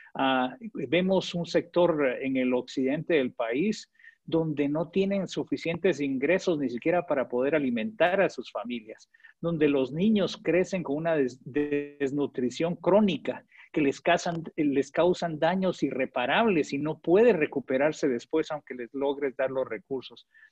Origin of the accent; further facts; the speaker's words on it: Guatemala; moved away as an adult; now in Honduras; yo crecí en Guatemala